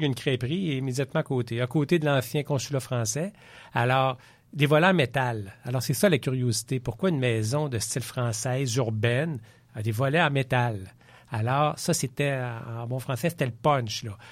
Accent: Quebec City, Quebec, Canada; Je suis né à Québec

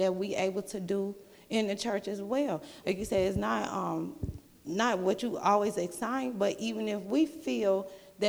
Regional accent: Indiana, United States; moved away; I'm from Indiana

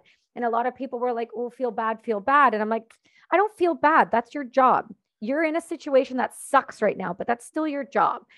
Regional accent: Canada; I'm not American, I'm Canadian

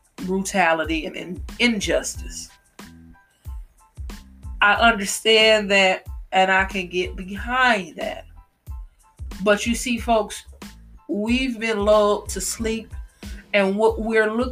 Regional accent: United States; I do live in America. I am an American

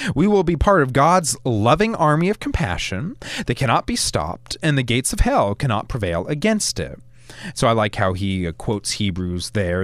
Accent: United States; moved away as an adult; now in Alabama, United States; I come from the Maryland, D C, Virginia area

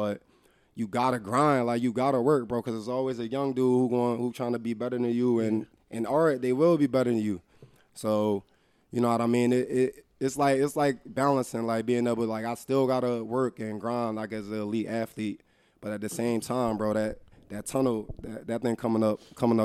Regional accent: Darby, Pennsylvania, United States; moved away as an adult; also born or lived in Calgary, Canada; I'm from Derby.

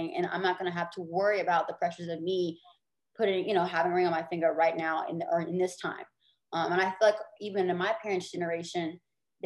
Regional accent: Deep South, United States; growing up in the Deep South, having a lot of deep South-rooted traditional values

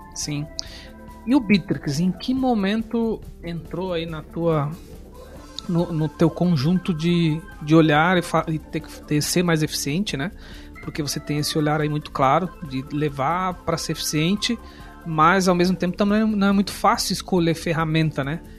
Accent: São Paulo, Brazil; now in Joinville, Brazil; Sou paulista

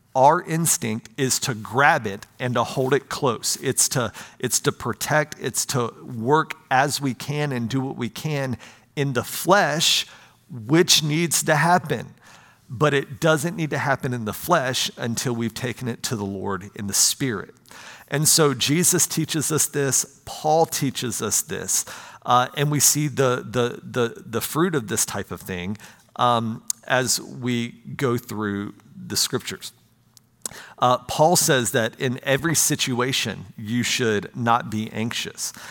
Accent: United States; I'm an American

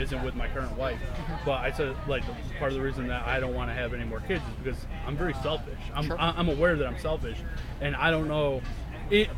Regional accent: Torrington, Connecticut, United States; I grew up in Torrington. I bought my childhood home

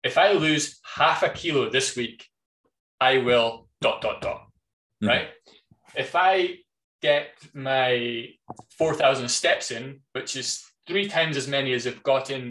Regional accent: United Kingdom; being British

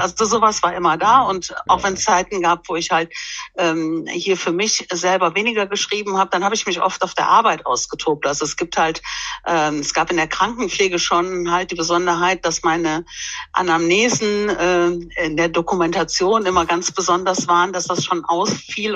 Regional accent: Erpel, Rhineland-Palatinate, Germany; now in Bonn, Germany; aber ursprünglich komme ich aus, äh, Rheinland-Pfalz

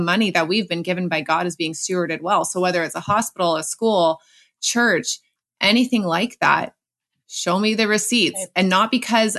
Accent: Canada; as a Canadian

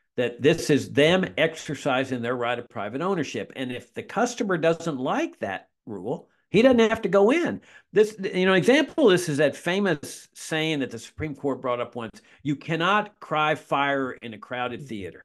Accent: Laredo, Texas, United States; my hometown of Laredo, Texas

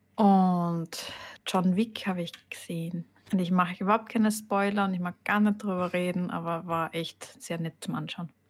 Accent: Styria, Austria; also born or lived in Carinthia; wir in der Steiermark

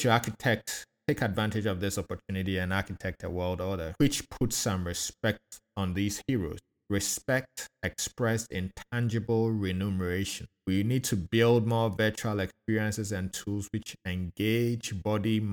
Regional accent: Akosombo, Eastern Region, Ghana; also born or lived in Nsutem, Ghana; now in Atlanta, United States; growing up in Akuse, Kosombo.

